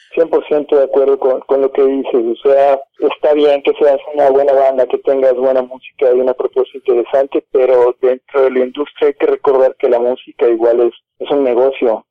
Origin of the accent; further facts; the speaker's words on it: Mérida, Yucatán, Mexico; moved away as an adult; now in Mexico City, Mexico; nosotros somos originarios de Mérida